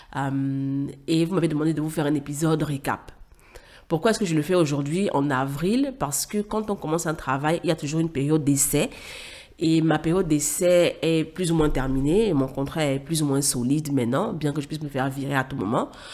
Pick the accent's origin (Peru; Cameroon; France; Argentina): Cameroon; moved away as an adult; also born or lived in Douala, Cameroon / Yaoundé, Cameroon; now in Dakar, Senegal; j'ai quitté le Cameroun pour le Sénégal, à Dakar, où j'ai rejoint ma grande sœur